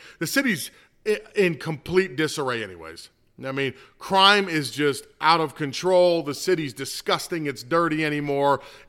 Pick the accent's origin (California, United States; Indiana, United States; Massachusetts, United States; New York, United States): New York, United States; We're from New York, bro. We're from New York. We got attitudes here.